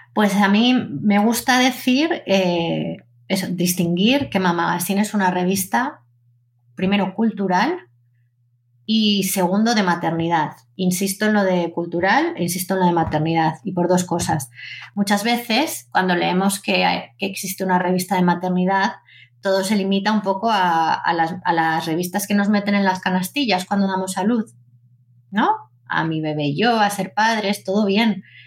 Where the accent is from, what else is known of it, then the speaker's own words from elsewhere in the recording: Zaragoza, Aragon, Spain; yo soy una una niña nacida en Zaragoza